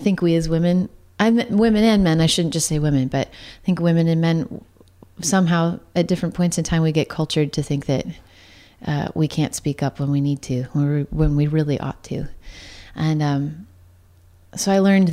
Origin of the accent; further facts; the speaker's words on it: Santa Cruz County, Northern California, United States; I grew up in Northern California most of my life, but which was an odd combo to like grow up in Santa Cruz County